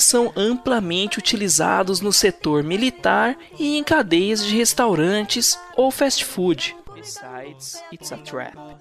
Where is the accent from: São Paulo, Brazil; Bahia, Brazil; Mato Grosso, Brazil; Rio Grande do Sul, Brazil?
São Paulo, Brazil; Bauru; tenho 29 anos, sou de Bauru, São Paulo